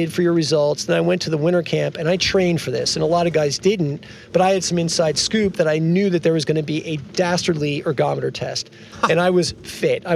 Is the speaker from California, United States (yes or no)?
no; New Jersey, United States; born or raised there